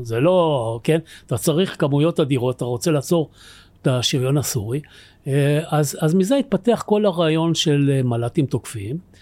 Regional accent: Tel Aviv, Tel Aviv District, Israel; אני גדלתי כילד בתל אביב

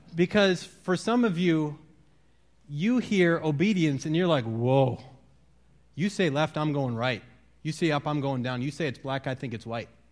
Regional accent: Wisconsin, United States; moved away; I'm from Wisconsin

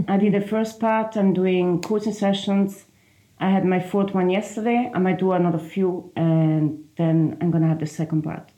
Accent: Trentino-Alto Adige, Italy; English is a second language; moved away as an adult; now in Galway, Ireland; From a small region in the northeast of Italy. The region is called uh, Trentino South Tyrol

